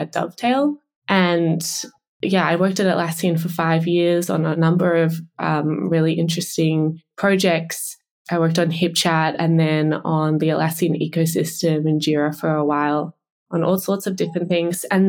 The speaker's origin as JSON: {"language": "English", "country": "Australia", "tie": "born or raised there", "said": "you live here your whole life"}